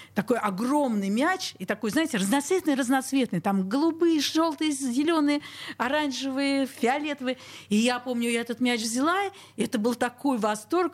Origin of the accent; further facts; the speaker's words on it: Saint Petersburg, Russia; я родилась на Петра Алексеева, сейчас Спасский переулок, практически угловой дом